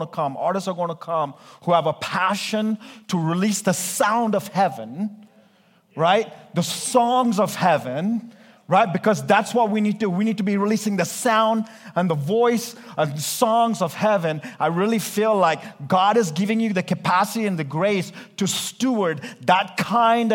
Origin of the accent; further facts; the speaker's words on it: India; I'm Indian. We Indians preach like 2 hours.